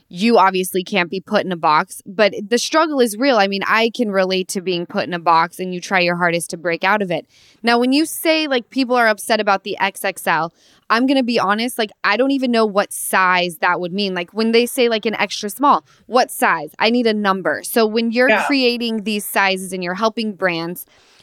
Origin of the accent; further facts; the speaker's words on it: Utah, United States; now in Los Angeles, United States; I'm originally from Utah, but I live